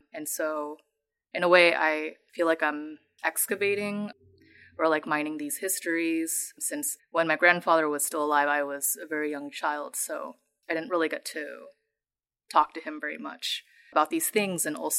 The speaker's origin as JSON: {"language": "English", "town": "San Jose", "region": "California", "country": "United States", "said": "I am from San Jose, California, and I am based in the Bay Area."}